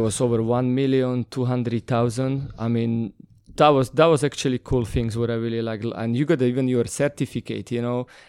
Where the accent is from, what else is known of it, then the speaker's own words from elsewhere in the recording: North Slovakia, Slovakia; English is a second language; moved away as an adult; now in London, United Kingdom; I'm originally from Slovakia